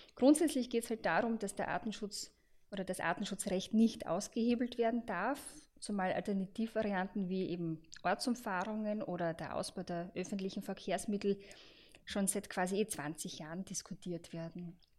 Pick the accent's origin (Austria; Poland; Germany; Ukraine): Austria; bei uns in Österreich